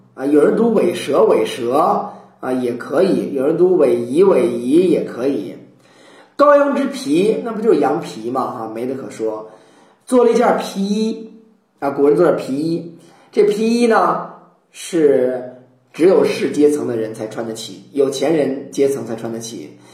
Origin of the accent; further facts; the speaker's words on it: China; 我们中国人